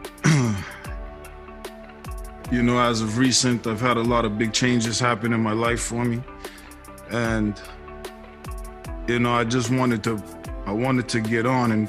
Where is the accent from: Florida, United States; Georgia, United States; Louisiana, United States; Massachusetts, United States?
Massachusetts, United States; Boston; I was born 1980 in Boston, Mass